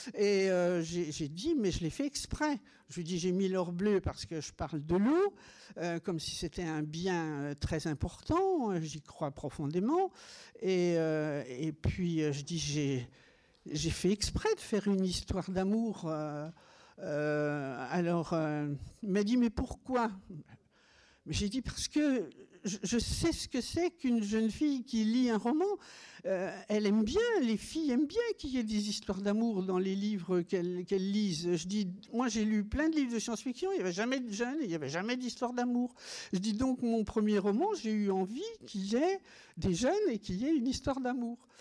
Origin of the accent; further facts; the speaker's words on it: Meursault, Bourgogne-Franche-Comté, France; puisque je suis bourguignonne. Je revendique le fait que je suis née à Meursault, dans les grands vins blancs de Bourgogne